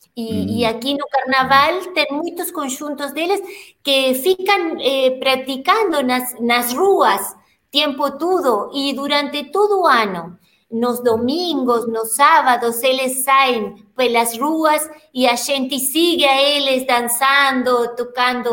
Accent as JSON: {"language": "Portuguese", "country": "Uruguay", "second_language": "Portuguese", "said": "nós no Uruguai"}